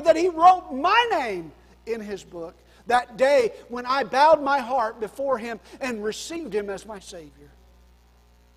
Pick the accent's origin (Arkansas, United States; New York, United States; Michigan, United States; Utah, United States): New York, United States; born or raised there; moved away